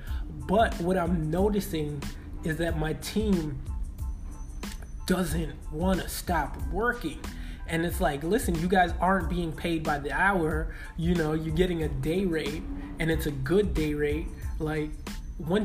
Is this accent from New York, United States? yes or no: yes; New York City, New York, United States; I'm from Brooklyn.